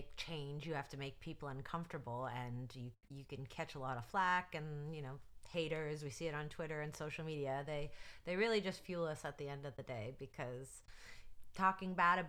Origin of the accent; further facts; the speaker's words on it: Canada; Like, I'm like a Polish white girl from Canada in the wrestling world.